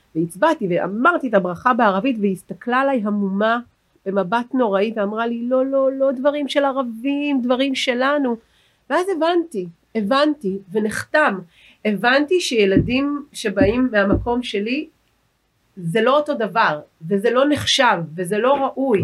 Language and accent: Hebrew; Herzliya, Tel Aviv District, Israel; אני גדלתי בעיר הנכונה הרצליה